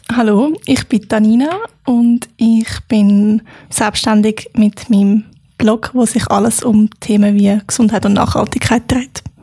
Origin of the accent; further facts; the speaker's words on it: Freiamt, Aargau, Switzerland; now in Lucerne, Switzerland; Freiamt, wo ich aufgewachsen bin